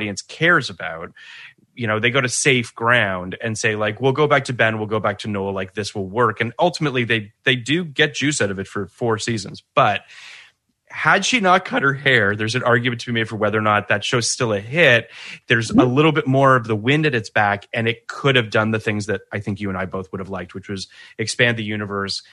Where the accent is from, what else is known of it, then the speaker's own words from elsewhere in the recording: Canada; I'm Canadian, and I'm just repping for my, you know, home country.